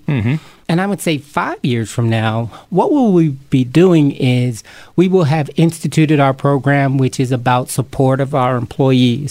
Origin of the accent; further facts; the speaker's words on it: Camden, New Jersey, United States; being a kid growing up in Camden, New Jersey